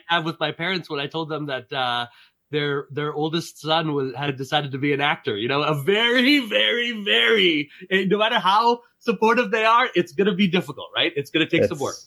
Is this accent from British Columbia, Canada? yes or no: no; Montreal, Quebec, Canada; now in upstate New York, United States; I grew up in Montreal.